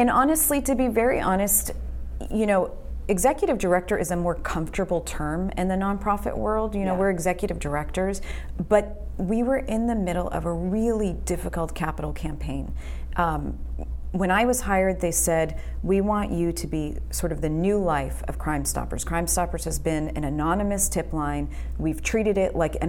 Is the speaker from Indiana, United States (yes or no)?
no; Boston, Massachusetts, United States; moved away as an adult; now in Houston, United States; I'm originally born and raised in Boston